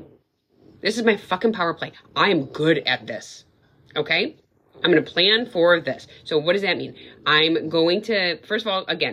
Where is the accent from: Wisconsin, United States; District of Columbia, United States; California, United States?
Wisconsin, United States; now in New England, United States; I said scallops because I'm from Wisconsin